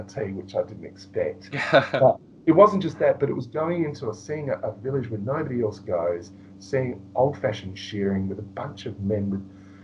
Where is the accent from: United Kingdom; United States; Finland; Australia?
Australia; being an Australian